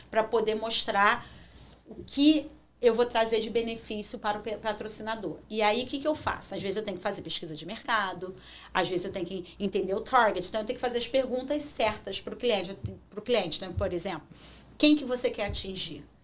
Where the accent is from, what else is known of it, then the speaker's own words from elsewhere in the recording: Rio de Janeiro, Brazil; moved away as an adult; now in Toronto, Canada; E como eu nasci no Rio